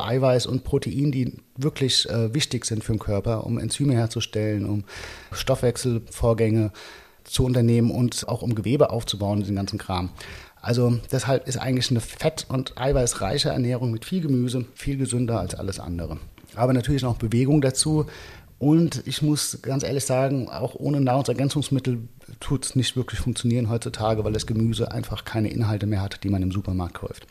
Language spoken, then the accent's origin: German; Frankfurt, Hesse, Germany; moved away as an adult; now in Lisbon, Portugal; Frankfurt ist halt doch meine Heimatstadt.